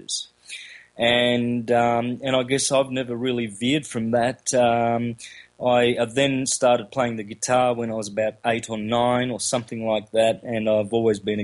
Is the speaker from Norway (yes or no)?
no; country Victoria, Australia; first language Calabrian; Grew up in country Victoria, Australia, with Italian migrated parents from southern Italy